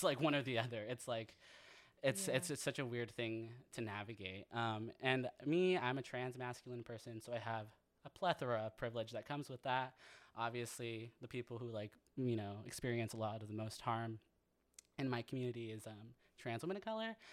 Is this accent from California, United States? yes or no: yes; San Jose, California, United States; also born or lived in Santa Cruz, California; I grew up in San Jose, California